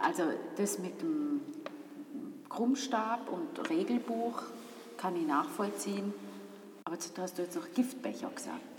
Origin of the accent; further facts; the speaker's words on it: St. Gallen, Switzerland; als St. Galler